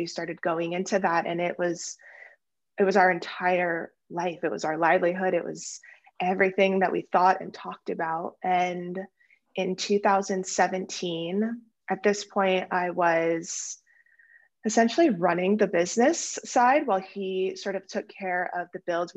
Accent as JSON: {"language": "English", "town": "Miami", "region": "Florida", "country": "United States", "tie": "born or raised there", "also_born_or_lived": "New York", "moved": "as an adult", "said": "I grew up in Miami"}